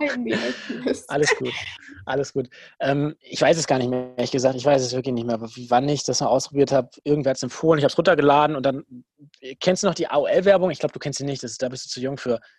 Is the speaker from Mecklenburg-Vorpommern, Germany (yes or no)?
no; Dortmund, North Rhine-Westphalia, Germany; Ich muss ihn eh feiern als Dortmunder.